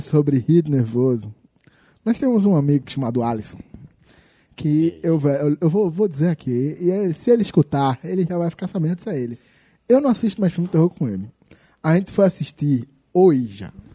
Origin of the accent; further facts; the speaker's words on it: São Paulo, Brazil; moved away; quando eu era criança, morava em São Paulo